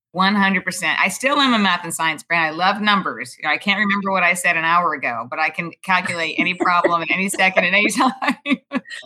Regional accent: New York City, New York, United States; also born or lived in Houston, Texas; I grew up in Manhattan, actually, on the Upper East Side in, of Manhattan

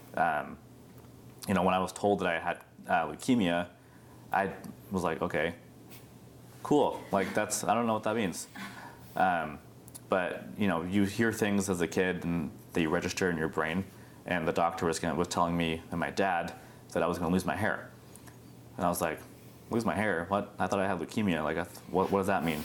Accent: Beaverton, Oregon, United States; also born or lived in India; I was actually adopted from India uh, when I was five months old and was adopted into a, a lovely family in Beaverton.

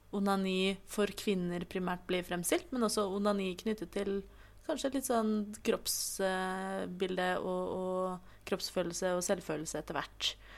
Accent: Oslo, Norway; født og oppvokst i Oslo.

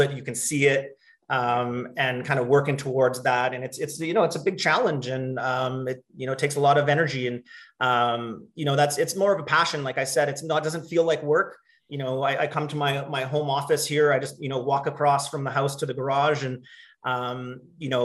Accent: Okanagan, British Columbia, Canada; also born or lived in Calgary; I grew up here in the Okanagan

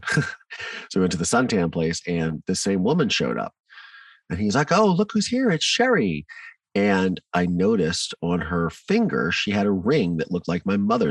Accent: Mansfield, Ohio, United States; also born or lived in Virginia; So I grew up in Ohio in a small town called Mansfield

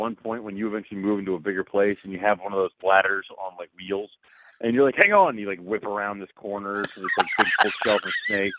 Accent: Texas, United States; So I'm a Texan.

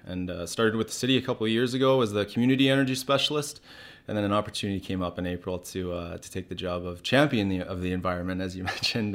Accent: West Kelowna, British Columbia, Canada; my friends who I grew up with in West Kelowna

